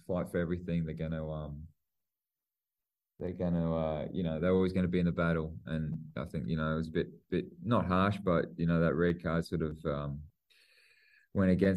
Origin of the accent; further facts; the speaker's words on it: New Zealand; I'm a Kiwi